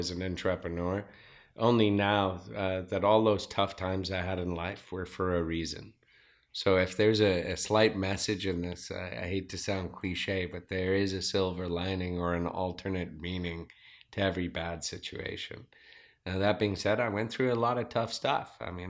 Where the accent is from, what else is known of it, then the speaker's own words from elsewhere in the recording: Zimbabwe; now in Rancho Penasquitos, United States; All right, I'm originally from Zimbabwe. I am 42 years old. I have a two-year-old child. I'm married. I live in Rancho Penasquitos, and I am a serial entrepreneur. I moved to America back in 1989.